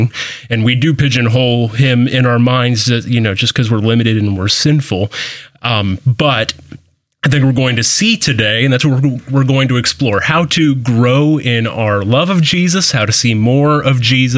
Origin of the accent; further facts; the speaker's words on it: Columbus, Ohio, United States; moved away; I'm from Columbus originally